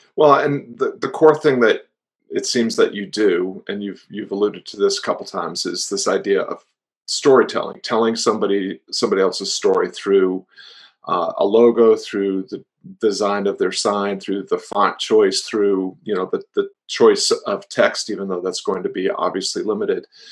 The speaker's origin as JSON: {"language": "English", "town": "Floyd", "region": "Virginia", "country": "United States", "tie": "born or raised there", "said": "my hometown of Floyd, Virginia"}